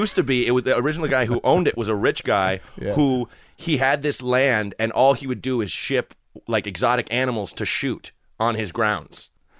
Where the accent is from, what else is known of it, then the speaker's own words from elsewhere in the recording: Portland, Oregon, United States; moved away as an adult; also born or lived in Purchase, New York / Chicago; I grew up in Portland, Oregon.